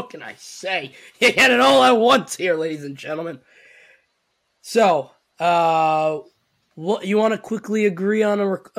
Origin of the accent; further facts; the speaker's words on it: New Jersey, United States; I'm from New Jersey. I've lived in Jersey my whole life. I speak with hand motions.